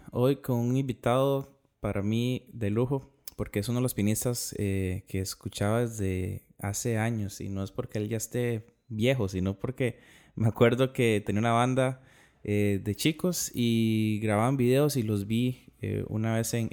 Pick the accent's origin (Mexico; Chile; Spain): Mexico; also born or lived in Los Angeles / Mexico City; Soy mexicano.